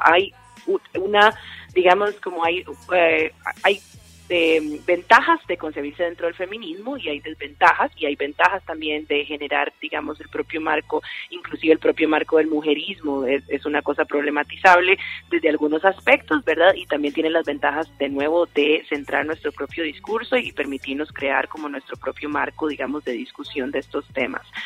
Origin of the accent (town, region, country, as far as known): Costa Rica